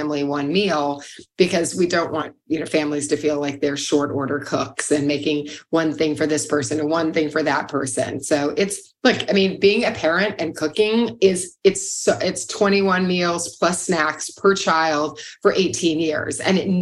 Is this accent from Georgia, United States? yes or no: no; Louisville, Kentucky, United States; moved away; I'm from Louisville, Kentucky